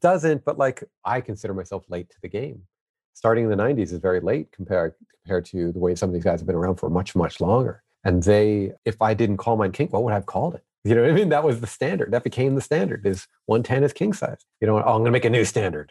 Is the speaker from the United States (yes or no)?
yes; New York, United States; me growing up in New York